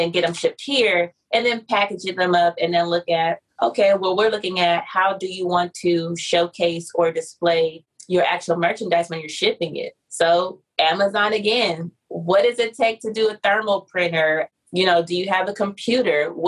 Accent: San Diego, California, United States; I'm from San Diego

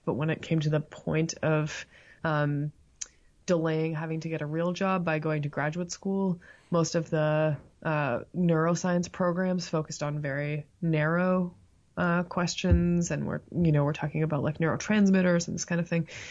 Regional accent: Toronto, Ontario, Canada; moved away as an adult; now in Tuscaloosa, United States; I grew up in Toronto, or at the time it was Scarborough

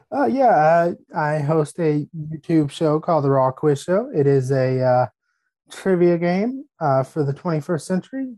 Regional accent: United States; As an American

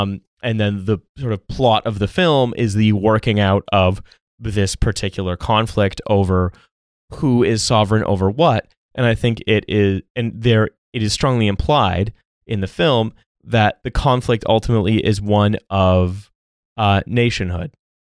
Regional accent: Canada; born there; because I was born in Canada, that I was then given a Canadian passport

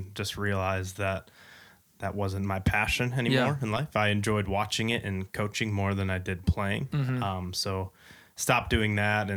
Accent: Lakeville, Minnesota, United States; I was born and raised in Lakeville, Minnesota

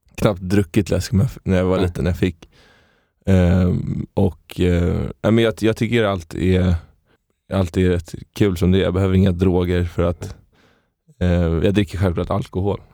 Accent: Stockholm, Stockholm County, Sweden; jag är från Stockholm, från Stockholm. Innerst, inne, innerstaden. Uppväxt i, i, i lägenhet

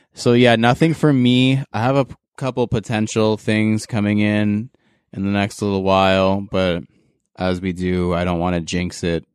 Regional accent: Canada; as a Canadian

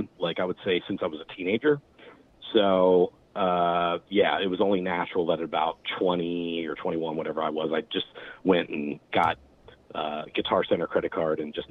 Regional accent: Glen Burnie, Maryland, United States; I grew up as a hardcore kid in the East Glen Burnie scene here. That's my hometown

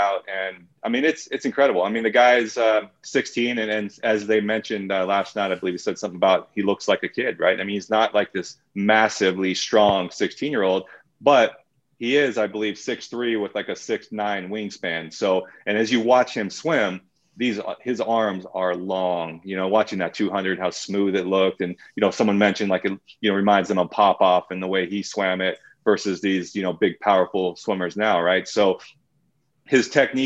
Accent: United States; I'm still an American. I still love my country

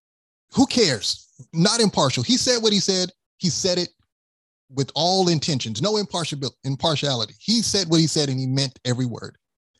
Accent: New York, United States; You're from New York. I'm from New York.

